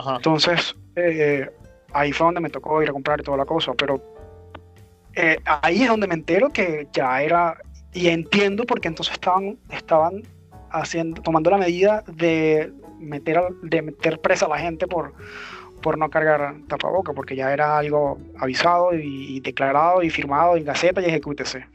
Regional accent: Venezuela; moved away; mi país

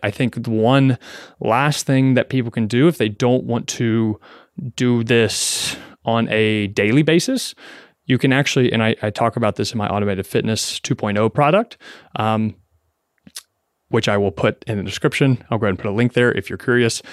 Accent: Kentucky, United States; now in New York City, United States

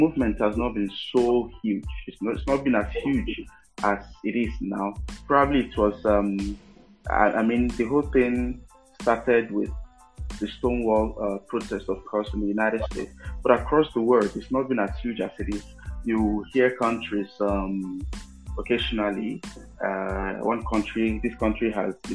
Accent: Nigeria; as a Nigerian

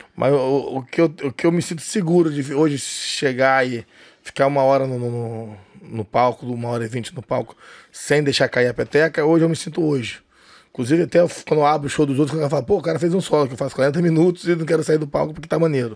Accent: Rio de Janeiro, Brazil; E eu não sou cearense, sou carioca, nasci no Rio de Janeiro

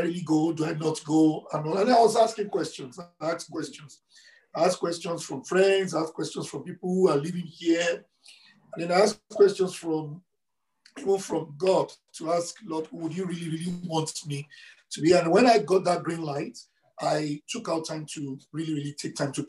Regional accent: Nigeria; moved away as an adult; also born or lived in Lagos; now in Edmonton, Canada; I grew up in Nigeria

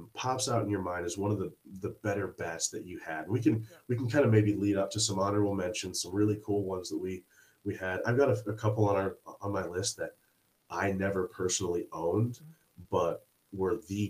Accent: Springfield, United States; I grew up in Springfield, where it was a standalone league

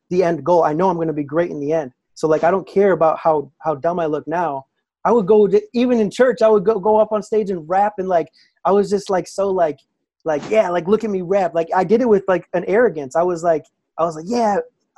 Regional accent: Naperville, Illinois, United States; I grew up in the Naperville, Aurora area in Illinois

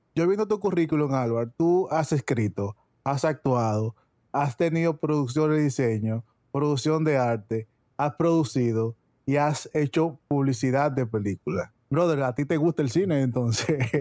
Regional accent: Dominican Republic; now in United States; en Dominicana, que es de donde vengo

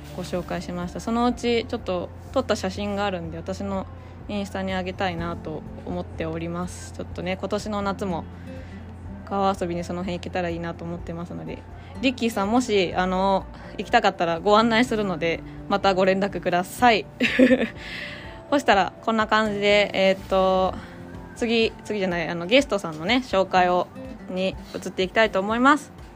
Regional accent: Gujo, Gifu, Japan; 私の地元の高須の西洞ら

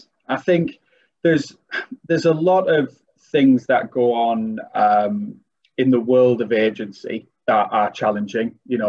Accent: Middlesbrough, North East England, United Kingdom; accent: North East; now in Darlington, United Kingdom; Yeah, very much so. I'm originally from Middlesbrough.

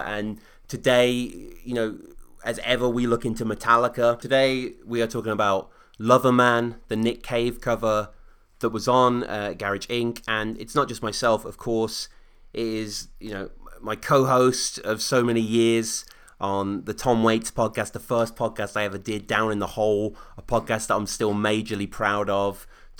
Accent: Oxford, South East England, United Kingdom; Sam happens to be in Oxford, my hometown

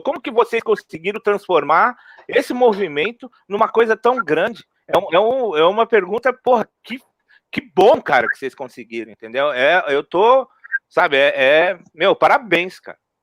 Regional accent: São Paulo, Brazil; eu cresci na Zona Norte ali, né? No Peri, no Mandaqui

